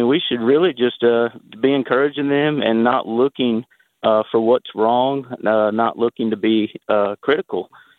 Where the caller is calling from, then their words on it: Murfreesboro, Tennessee, United States; from Murfreesboro.